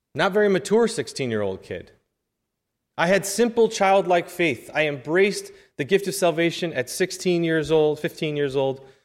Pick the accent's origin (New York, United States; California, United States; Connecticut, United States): New York, United States; I'm from New York